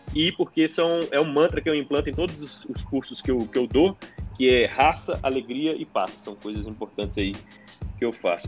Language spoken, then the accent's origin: Portuguese; Belo Horizonte, Minas Gerais, Brazil; sou de Belo Horizonte